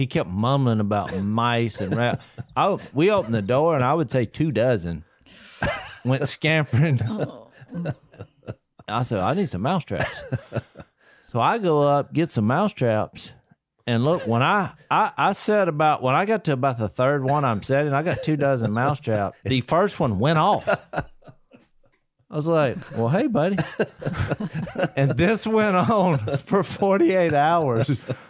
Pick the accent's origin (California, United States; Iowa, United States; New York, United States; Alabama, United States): Iowa, United States; Hey, I'm from Iowa. I can catch mice.